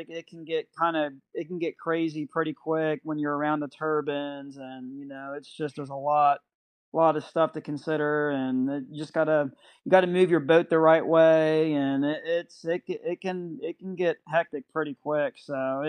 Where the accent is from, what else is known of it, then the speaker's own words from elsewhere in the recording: Cincinnati, Ohio, United States; moved away; I grew up in Cincinnati, Ohio